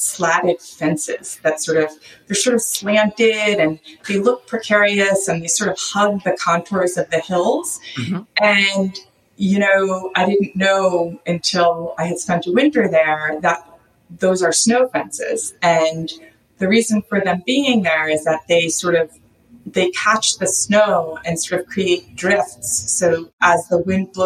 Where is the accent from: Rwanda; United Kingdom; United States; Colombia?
United States; East Coast; what I grew up with on the East Coast